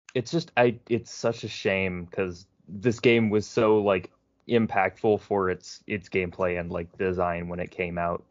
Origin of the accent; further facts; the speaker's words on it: Prince George's County, Maryland, United States; it's a PG County thing too, which is where I'm from